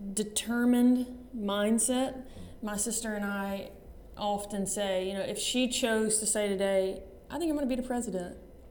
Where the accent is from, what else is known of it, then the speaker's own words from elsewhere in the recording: Alabama, United States; So I grew up, my dad and my mom are pastors. They pastor a church there in Alabama.